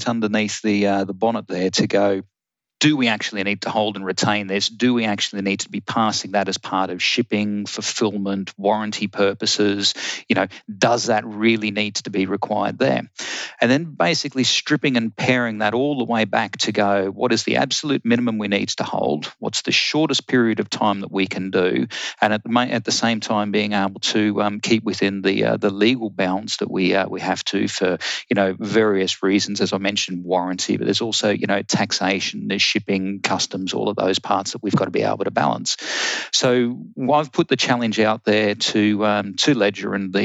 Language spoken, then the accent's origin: English; Australia; moved away as an adult; I'm actually an Australian